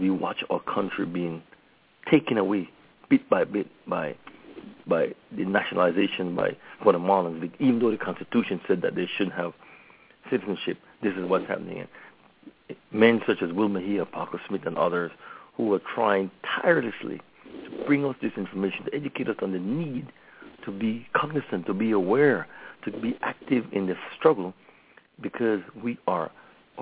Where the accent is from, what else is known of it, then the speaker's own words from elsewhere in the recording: Belize; now in Los Angeles, United States; now that I'm back from the motherland